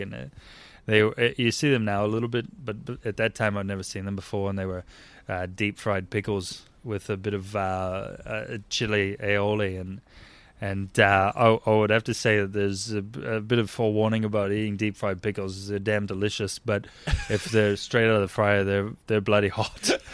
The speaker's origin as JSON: {"language": "English", "region": "northern Indiana", "country": "United States", "tie": "born or raised there", "also_born_or_lived": "Chicago, Illinois", "moved": "as an adult", "lives_now": "Australia", "said": "I grew up in Indiana, northern part of Indiana, and right outside of Chicago"}